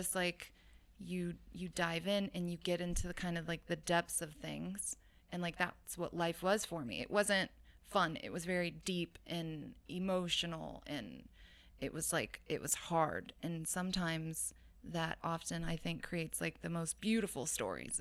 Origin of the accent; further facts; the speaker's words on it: Oakland, California, United States; also born or lived in Hayward, California; born in Hayward, raised in Oakland